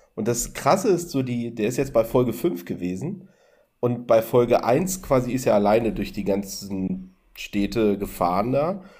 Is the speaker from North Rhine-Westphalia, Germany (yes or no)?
no; Berlin, Germany; ich komme aus Berlin